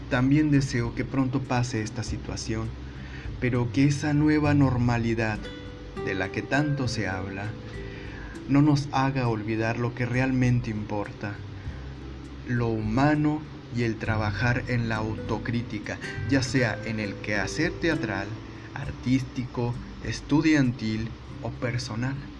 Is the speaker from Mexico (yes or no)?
yes; Northeast Mexico, Mexico; soy norestense